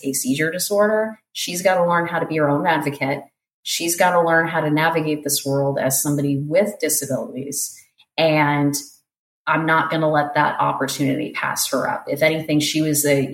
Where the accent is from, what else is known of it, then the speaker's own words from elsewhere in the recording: South Florida, United States; moved away as an adult; also born or lived in Portland, Oregon; I'm from South Florida